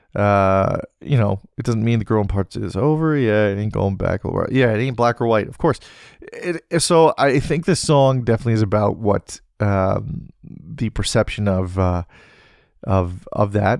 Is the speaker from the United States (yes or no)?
no; British Columbia, Canada; being back in beautiful British Columbia, being close to my hometown, being close to the Salmon Arm Wharf